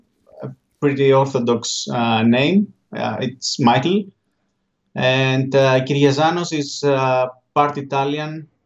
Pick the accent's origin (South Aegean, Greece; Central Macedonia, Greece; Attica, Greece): South Aegean, Greece; Paros; English is a second language; Yes, in an island called Paros. It's an Aegean island, and for me, it was really nice growing up in this environment.